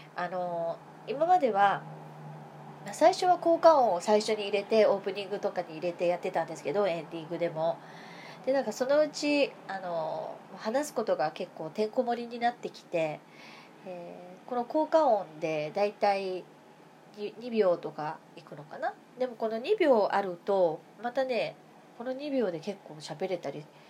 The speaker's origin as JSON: {"language": "Japanese", "region": "Kansai", "country": "Japan", "moved": "as an adult", "lives_now": "Tokyo, Japan", "said": "私は関西の人間だから住民票移してないんだ今母とは暮らしてるけどね一時的に母と今暮らしてるから"}